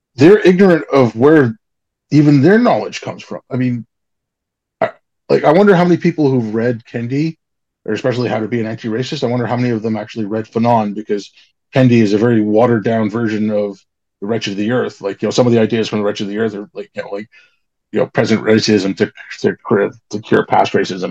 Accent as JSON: {"language": "English", "country": "India", "moved": "yes", "said": "I'm brown. I'm from India."}